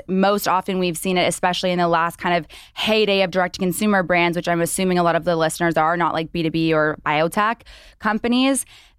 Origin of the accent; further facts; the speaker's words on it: Canada; moved away as an adult; now in Los Angeles, United States; I think it was 4 years ago, I moved to LA with my old startup. I'm obviously from Canada